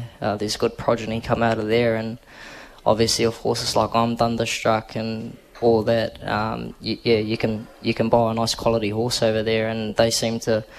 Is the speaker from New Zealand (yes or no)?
yes; New Zealand; now in Australia; I'm a Kiwi.